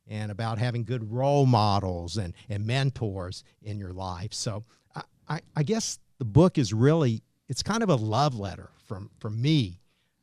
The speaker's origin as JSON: {"language": "English", "region": "Kentucky", "country": "United States", "tie": "born or raised there", "said": "I was just a homegrown local kid who loved the Cats"}